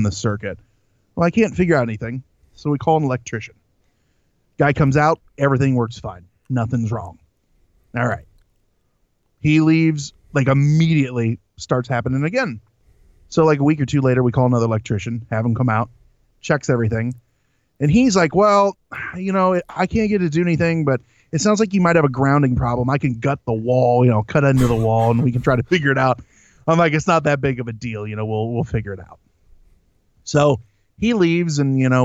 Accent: Central Illinois, United States; I am from Central Illinois

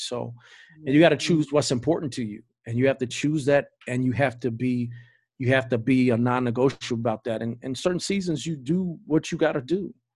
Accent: Greensboro, United States; now in Georgia, United States; So I'm from Greensboro. We from Greensboro

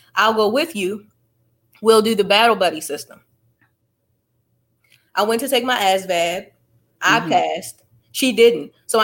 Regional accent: Annapolis, Maryland, United States; I'm from Annapolis

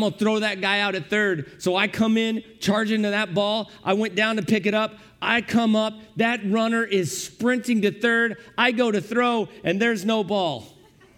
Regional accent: Granite City, Illinois, United States; we grew up in Granite City, Illinois

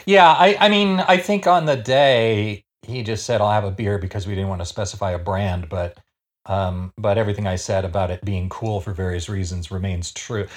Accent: Canada; I shouldn't say this as a Canadian

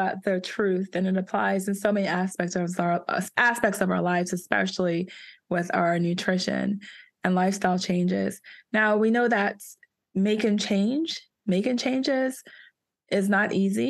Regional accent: East Coast, United States; now in California, United States; I'm from the East Coast, guys. I call it soda, but I've heard people out here in California call it pop

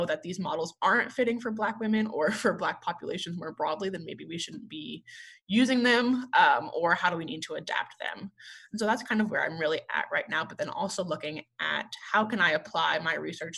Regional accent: New Paltz, New York, United States; moved away as an adult; also born or lived in West Virginia; now in Oklahoma, United States; I am originally from New York, a small town in New York, of New Paltz, New York, about an hour from the city

